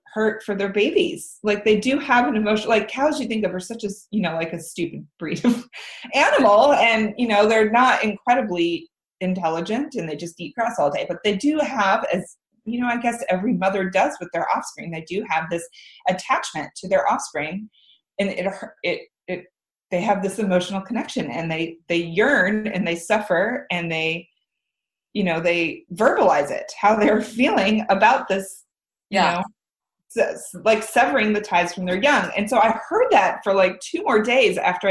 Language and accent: English; Midwest, United States; moved away as an adult; also born or lived in Lawrence, Kansas / Denver / San Francisco; now in Guemes Island, United States; growing up in the Midwest